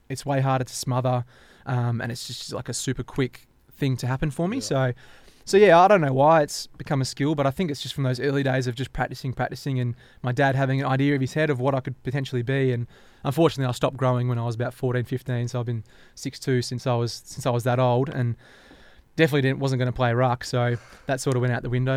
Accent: Perth, Western Australia, Australia; also born or lived in Derby, Western Australia; growing up in Armadale and Kelmscott, it's a bit of an island

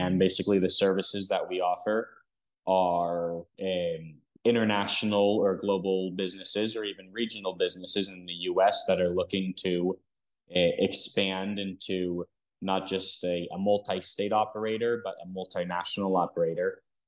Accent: Stockholm, Stockholm County, Sweden; born there; first language Dutch, Hebrew, English; I was born in Stockholm, Sweden. And my first language was a little mix of Dutch, Hebrew, and English all at the same time.

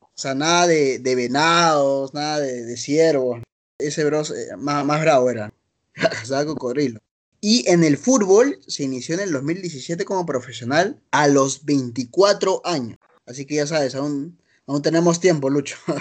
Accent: Lima, Peru; also born or lived in Barranco, Lima; Toda mi vida he vivido en Jesús María, te cuento. Y un par de años en, Barranco, ¿no? Pero siempre he estado acá en el corazón Jesús Mariano.

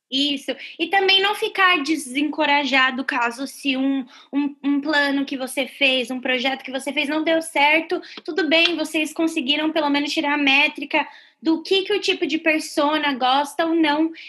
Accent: Brazil; moved away as an adult; now in United States; Eu vim do Brasil é, em 2013, eu, eu vim para estudar e trabalhar.

